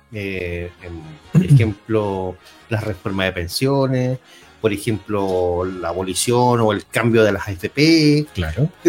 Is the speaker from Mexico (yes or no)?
no; Chile; pensar en Chile, si todos somos chilenos, hermano.